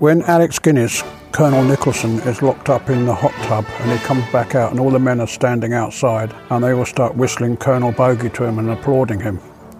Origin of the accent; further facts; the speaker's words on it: Croydon, London, United Kingdom; born there; accent: English; Because I was born in West Croydon.